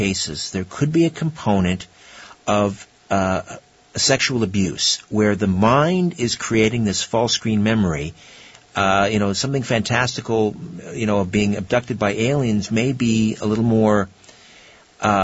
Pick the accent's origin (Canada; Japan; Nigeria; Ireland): Canada; up here in Canada